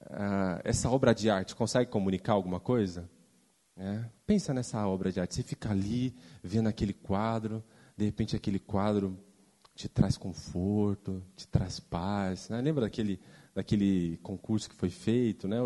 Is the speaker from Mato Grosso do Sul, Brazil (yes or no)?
yes; Mato Grosso do Sul, Brazil; eu sou do Mato Grosso do Sul, lá o calor é forte, né?